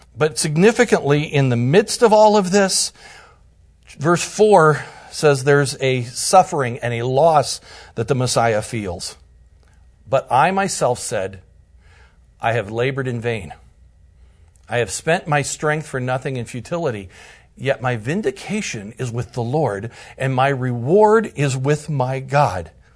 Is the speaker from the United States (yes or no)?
yes; Bucyrus, Ohio, United States; now in Indiana, United States; my hometown is Bucyrus, Ohio